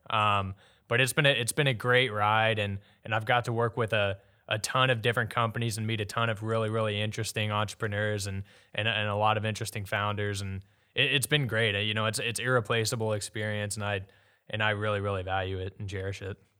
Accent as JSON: {"language": "English", "area": "Jessamine County / Lexington area", "region": "Kentucky", "country": "United States", "lives_now": "Louisville, United States", "said": "went to high school at West Jessamine High School"}